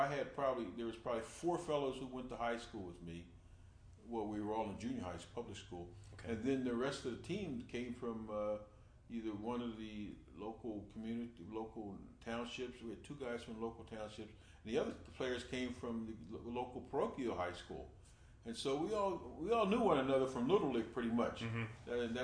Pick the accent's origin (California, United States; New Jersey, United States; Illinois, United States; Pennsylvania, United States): New Jersey, United States; Trenton; I grew up in Trenton, New Jersey